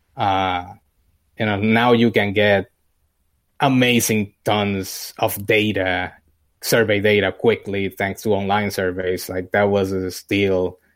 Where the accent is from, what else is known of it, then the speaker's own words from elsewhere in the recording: Puerto Rico; moved away as an adult; now in United States; I grew up in Puerto Rico. Uh, I was born there, uh, and lived there until, un-, until I finished college